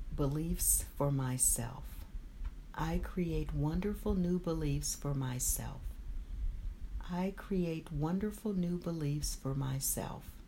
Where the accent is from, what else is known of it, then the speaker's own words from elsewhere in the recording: Albany, Georgia, United States; I had a place in my hometown, Albany, Georgia